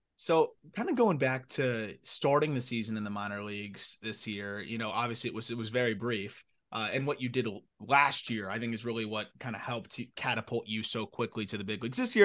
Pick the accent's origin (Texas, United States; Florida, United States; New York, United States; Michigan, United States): Florida, United States; I'm from Florida